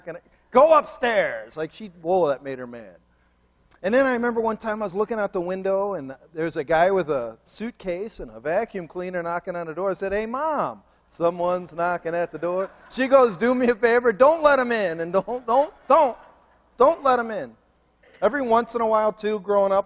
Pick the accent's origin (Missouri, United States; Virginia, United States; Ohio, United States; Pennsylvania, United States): Ohio, United States; Cleveland; moved away; I'm from Cleveland